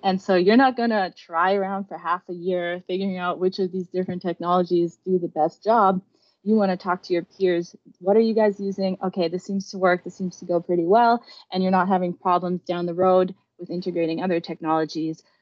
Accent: Germany; now in United States; I grew up in Germany

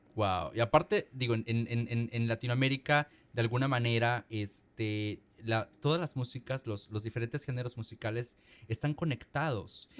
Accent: Mexico; now in Seattle, United States; nuestras casas en México

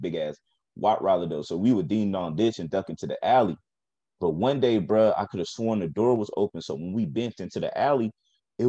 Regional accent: Norfolk, Virginia, United States; where I grew up in Norfolk

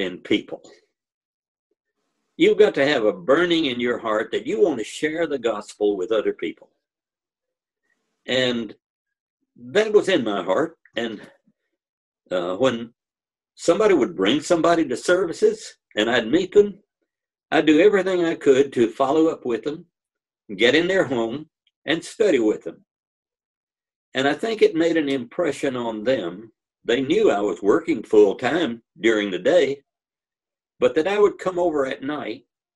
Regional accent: Memphis, Tennessee, United States; moved away as an adult; also born or lived in Florida / Abilene, Texas; I grew up in Memphis and went to Freed Hardeman College for 2 years.

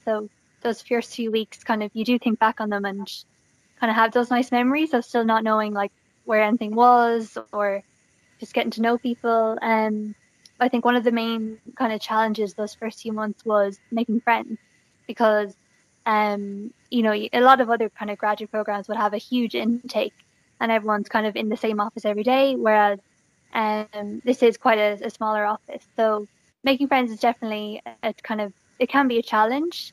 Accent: Galway, Connacht, Ireland; I am from Galway, and I went to I went to college in NUIG

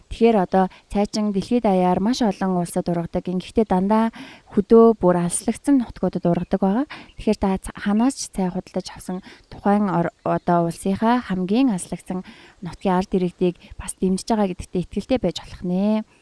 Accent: Mongolia; манай монгол хүн

